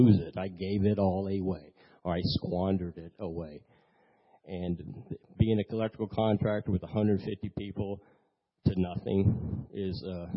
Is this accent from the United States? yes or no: yes; Maitland, Florida, United States; also born or lived in Lakeland, Florida; I was born in Lakeland. I moved up here in 1970, and we came to this church.